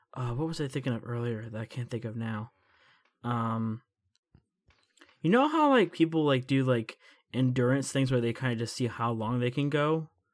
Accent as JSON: {"language": "English", "country": "United States", "said": "as an American"}